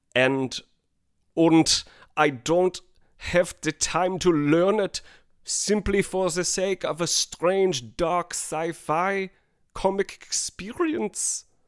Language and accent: English; United States; as a U.S. American, as a red, white, and blue blooded American